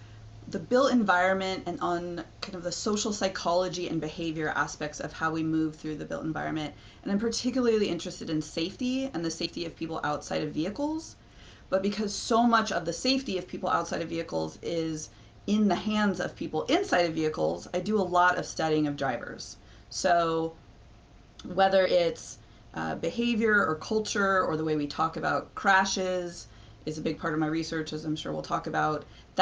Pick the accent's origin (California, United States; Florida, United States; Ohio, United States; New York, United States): California, United States; my hometown and still be in California